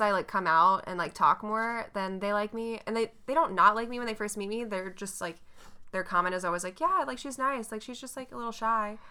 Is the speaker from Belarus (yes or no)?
no; North Carolina, United States; you can't even tell that I'm from North Carolina.